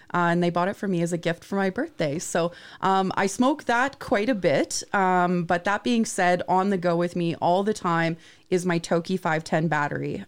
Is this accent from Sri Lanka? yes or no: no; Vancouver Island, British Columbia, Canada; I grew up on Vancouver Island